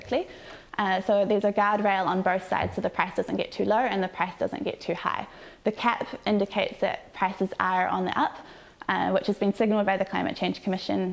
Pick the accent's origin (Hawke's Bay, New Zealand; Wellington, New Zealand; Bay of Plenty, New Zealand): Bay of Plenty, New Zealand; Tauranga; I'm from Tauranga